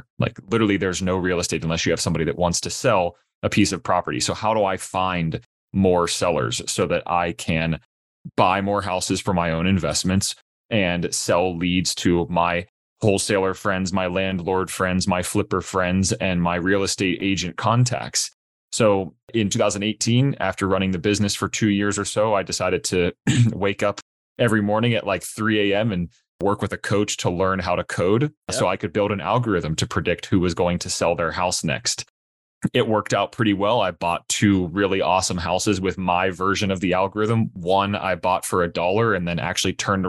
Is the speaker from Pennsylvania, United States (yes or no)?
yes; Pittsburgh, Pennsylvania, United States; born and raised in Pittsburgh, Pennsylvania